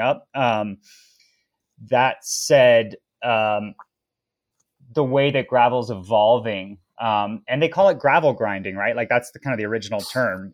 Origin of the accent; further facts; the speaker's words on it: Boulder, Colorado, United States; also born or lived in Tahoe; growing up in Boulder, Colorado, which is, you know, a hotbed of American cycling